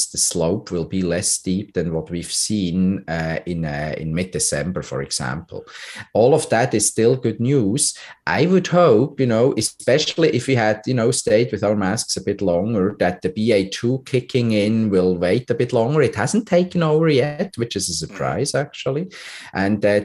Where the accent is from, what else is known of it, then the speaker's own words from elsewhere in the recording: Switzerland; now in Canada; my home country, Switzerland